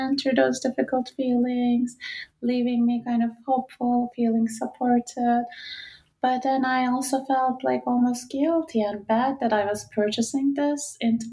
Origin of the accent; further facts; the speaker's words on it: Istanbul, Turkey; moved away as an adult; my hometown Istanbul